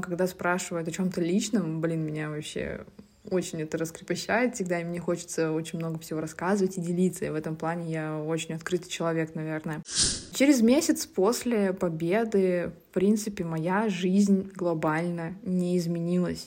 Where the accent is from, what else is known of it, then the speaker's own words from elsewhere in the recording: Yasnogorsk, Zabaykalsky Krai, Russia; moved away; also born or lived in Tomsk Oblast; я родом из очень маленького поселка в Забайкальском крае, Оловянинского района. Этот поселок называется Ясногорск.